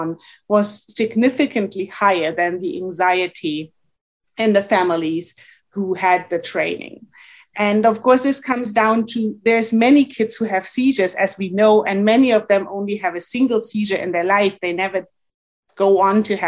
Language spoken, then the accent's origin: English; Germany; moved away as an adult; also born or lived in Montreal, Canada; now in Alberta, Canada; went back to Germany, which is my home country